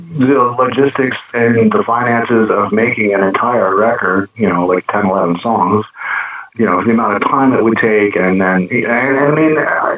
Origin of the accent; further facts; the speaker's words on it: Toronto, Ontario, Canada; now in Windsor, Canada; I live in Windsor right now. I'm originally from Toronto and ended up in Windsor